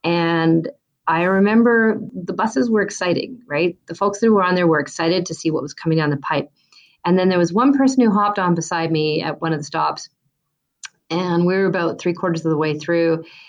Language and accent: English; Vancouver, British Columbia, Canada; And, you know, I came from Vancouver, BC, and I almost saw a similar transition happen there.